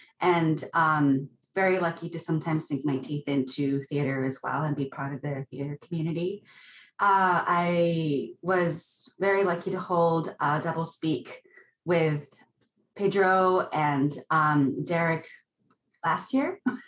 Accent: Tokyo, Japan; moved away as an adult; also born or lived in Washington, D.C. / Brussels; now in Vancouver, Canada; I'm originally from Tokyo, Japan. I had an international childhood where I lived in Washington, D.C. for 3 years, and then Brussels for 3 years, and then in Japan majority of my life, and then I moved here. Most of my family is staying still in Japan

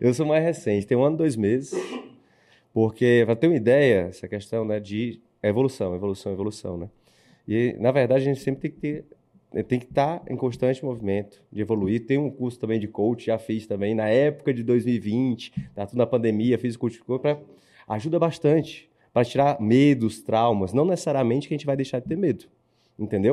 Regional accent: Ceará, Brazil; Eu sou cearense

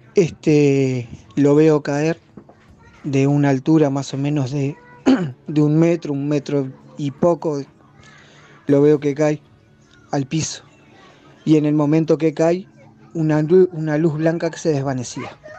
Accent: Uruguay; soy de Uruguay

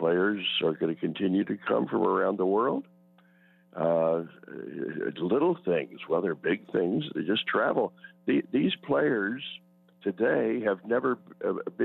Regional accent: Wilmington, Delaware, United States; I grew up in Wilmington, Delaware

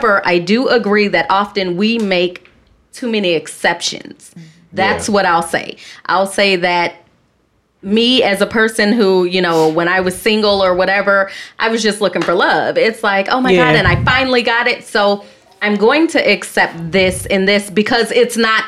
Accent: Chicago, Illinois, United States; I'm from Southside Chicago

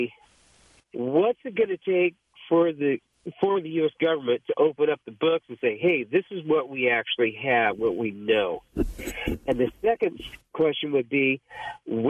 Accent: Kern County, California, United States; now in Corpus Christi, United States; I grew up around the Kern County area, if you know where that is, in California

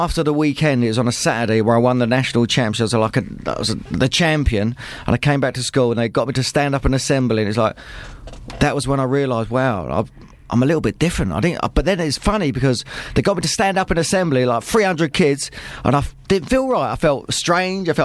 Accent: Luton, East of England, United Kingdom; I'm just from Luton town up the road

